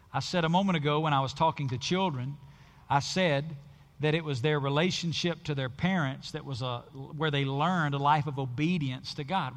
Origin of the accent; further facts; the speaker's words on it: the South, United States; where I grew up in the South